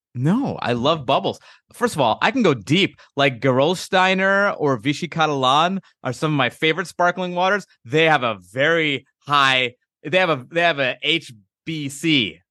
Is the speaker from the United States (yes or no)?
yes; East Coast, United States; I grew up on the East Coast